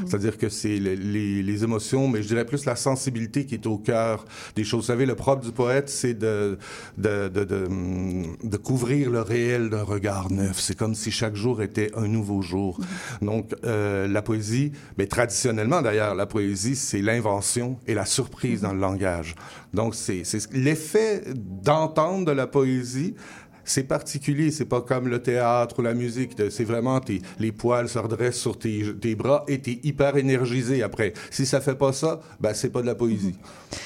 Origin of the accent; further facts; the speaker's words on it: Quebec, Canada; first language French; notre parlure, on hein, appelons ça comme ça, notre parler français est, euh, est propre euh, à l'utilisation de la métaphore